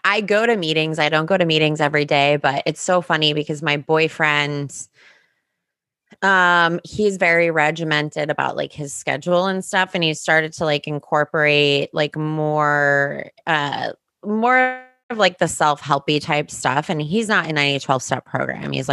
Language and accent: English; New Jersey, United States; I grew up in New Jersey